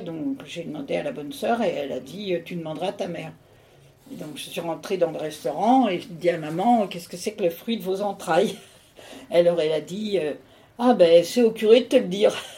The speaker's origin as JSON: {"language": "French", "town": "Vincennes", "region": "Île-de-France", "country": "France", "tie": "born or raised there", "said": "je suis née, euh, à Vincennes, dix-neuf avenue du Château"}